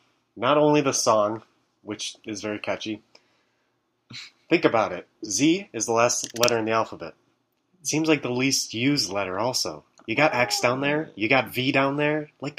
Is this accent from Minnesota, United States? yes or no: no; Detroit, Michigan, United States; moved away as an adult; now in Indianapolis, United States; I'm from Detroit, Michigan. I'm a sophomore.